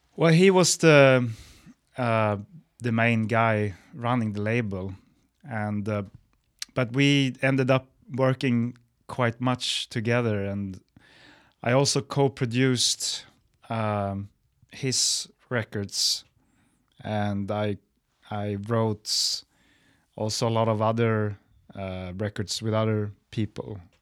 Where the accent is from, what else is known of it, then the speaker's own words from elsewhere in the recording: Stockholm, Stockholm County, Sweden; my hometown, Stockholm.